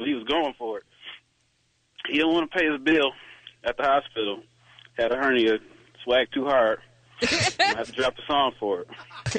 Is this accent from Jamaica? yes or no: no; Detroit, Michigan, United States; I'm from Detroit, still in Detroit.